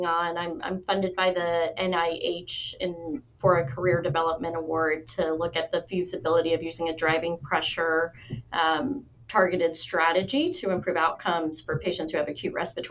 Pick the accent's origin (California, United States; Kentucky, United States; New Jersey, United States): Kentucky, United States; I'm from Kentucky